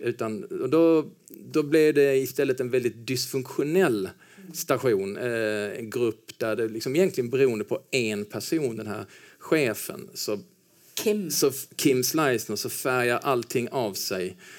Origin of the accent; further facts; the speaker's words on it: Helsingborg, Skåne, Sweden; moved away as an adult; also born or lived in Stockholm; now in Copenhagen, Denmark; jag är ju uppvuxen i Helsingborg. När jag var två år gammal då flyttade mina föräldrar ner till Helsingborg